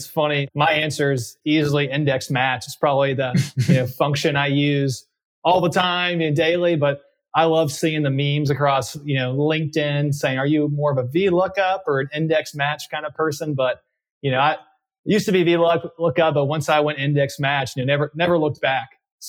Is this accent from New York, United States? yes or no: no; Dallas, Texas, United States; I said I grew up in Dallas, Texas mostly, but that's probably not the full truth. I've actually moved quite around a lot of the United States early in my life.